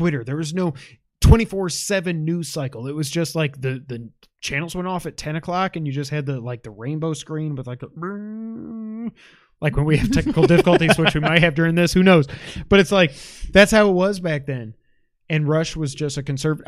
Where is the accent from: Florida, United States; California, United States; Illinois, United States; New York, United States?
New York, United States; I'm a New Yorker